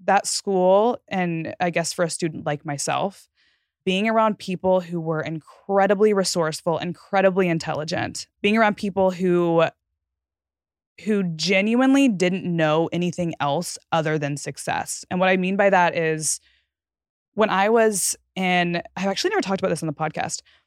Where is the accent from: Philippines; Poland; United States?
United States; Fort Worth, Texas; moved away as an adult; I grew up in the gated community directly across the street from this school